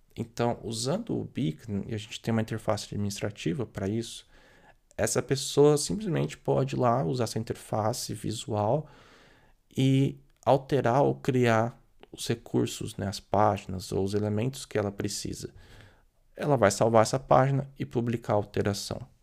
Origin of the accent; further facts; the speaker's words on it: Brazil; por ser brasileiro